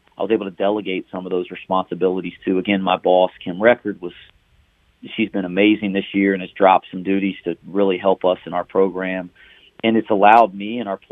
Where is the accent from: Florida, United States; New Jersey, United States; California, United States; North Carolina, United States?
North Carolina, United States; I was born and raised here in North Carolina